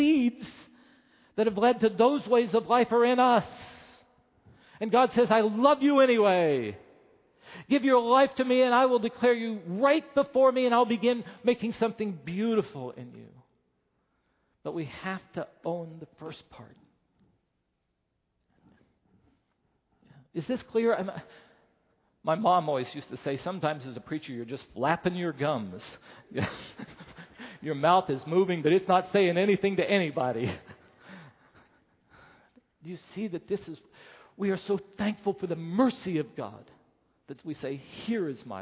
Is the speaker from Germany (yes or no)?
no; Southern California, United States; as Southern Californian